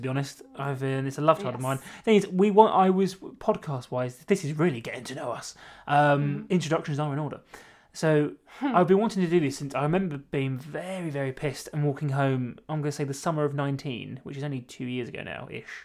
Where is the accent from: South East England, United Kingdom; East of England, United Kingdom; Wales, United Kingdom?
South East England, United Kingdom; Maidstone; now in Bournemouth, United Kingdom; Maidstone, Kent is where I'm from